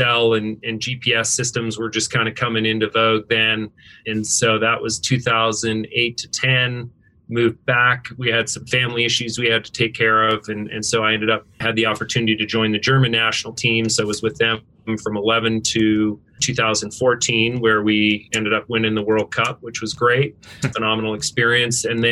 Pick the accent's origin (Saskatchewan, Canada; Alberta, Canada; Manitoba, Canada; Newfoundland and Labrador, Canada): Alberta, Canada; Northern; moved away; also born or lived in Washington State, United States / Seattle, United States; I grew up in Northern Alberta, Canada, grew up ski racing.